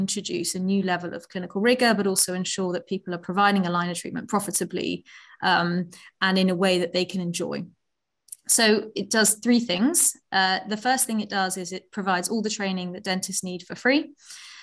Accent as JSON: {"language": "English", "country": "Netherlands", "also_born_or_lived": "Oxford, United Kingdom", "moved": "as an adult", "lives_now": "London, United Kingdom", "said": "I am from the Netherlands originally. I came to the UK to Oxford about 15 years ago to read medicine."}